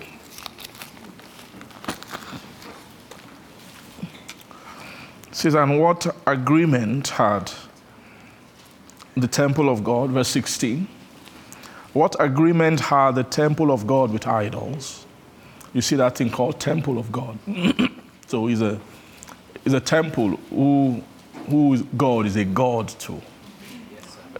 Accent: Benin; I grew up in Benin

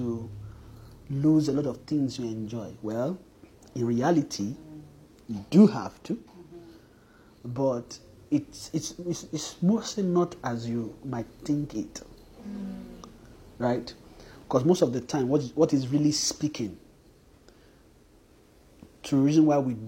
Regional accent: Nigeria; a Nigerian man

